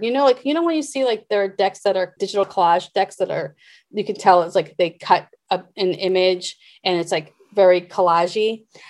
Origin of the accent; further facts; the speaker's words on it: Boston, Massachusetts, United States; moved away; also born or lived in New York / Cincinnati / Seattle; I grew up in Boston, I lived in New York, I lived in Cincinnati.